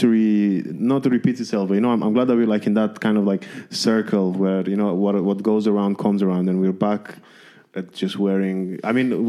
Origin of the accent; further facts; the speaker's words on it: Romania; moved away; I grew up in Romania